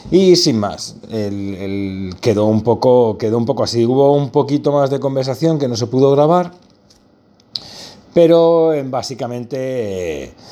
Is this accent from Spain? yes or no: yes; Barcelona, Catalonia, Spain; Yo soy de Barcelona, por si alguien no lo sabía.